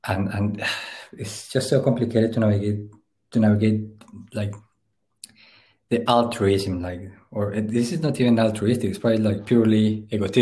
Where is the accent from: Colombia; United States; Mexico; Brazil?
Colombia; Puerto Boyacá, Boyacá; moved away as an adult; also born or lived in London / Berlin; now in Glasgow, United Kingdom; I grew up in Puerto Boyacá, which is infamous for the cartel wars and like the civil war